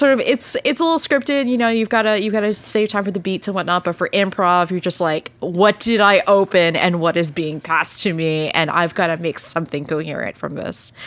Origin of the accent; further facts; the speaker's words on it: Texas, United States; I grew up in Texas